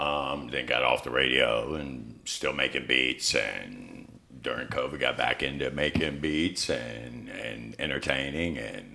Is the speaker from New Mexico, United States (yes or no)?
no; Richmond, Virginia, United States; I'm from Richmond. St. Mary's.